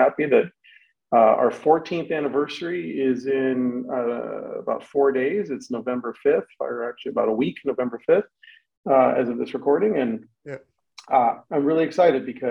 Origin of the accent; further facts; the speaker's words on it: Los Angeles, California, United States; I grew up in Los Angeles, which is a very media heavy town